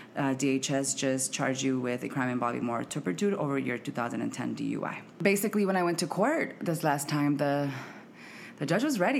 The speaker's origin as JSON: {"language": "English", "country": "United States", "also_born_or_lived": "Mexico", "moved": "as an adult", "lives_now": "Washington, D.C., United States", "said": "I am mexicana, and I am from Arizona slash Santa Ana, California. So, I'm from the West Coast"}